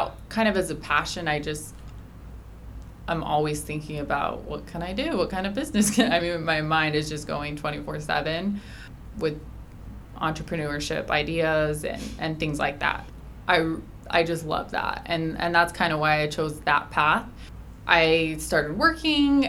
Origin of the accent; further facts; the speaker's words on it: Mesquite, Nevada, United States; also born or lived in St. George, Utah; grew up in Mesquite, went to high school here, involved in the community my whole life.